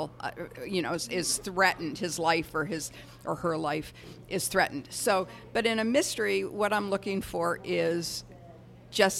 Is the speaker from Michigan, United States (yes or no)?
yes; Detroit, Michigan, United States; Detroit, my hometown